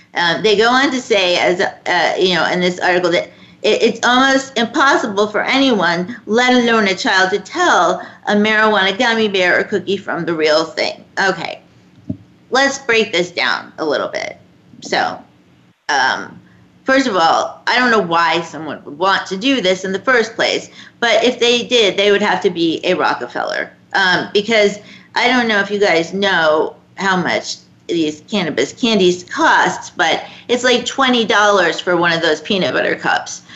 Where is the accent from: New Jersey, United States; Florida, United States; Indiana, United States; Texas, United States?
Florida, United States; my home state of Florida